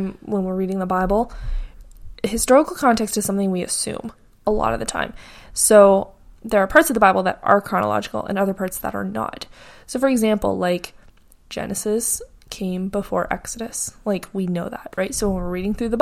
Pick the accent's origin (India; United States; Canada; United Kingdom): Canada; I grew up in North America, specifically Canada